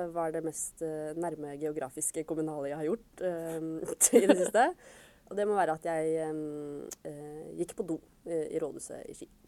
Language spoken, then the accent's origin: Norwegian; Nordre Follo, Akershus, Norway; Jeg kommer fra Nordre Follo kommune